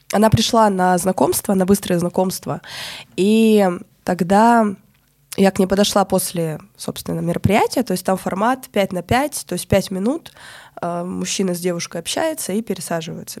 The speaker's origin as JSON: {"language": "Russian", "town": "Krasnoyarsk", "region": "Krasnoyarsk Krai", "country": "Russia", "tie": "born or raised there", "also_born_or_lived": "Moscow / Bali", "moved": "as an adult", "said": "в Красноярске, откуда я родом"}